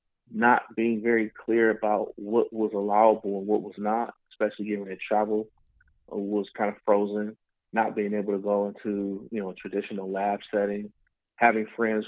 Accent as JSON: {"language": "English", "town": "Detroit", "region": "Michigan", "country": "United States", "tie": "born or raised there", "said": "I'm from Detroit, native Detroiter"}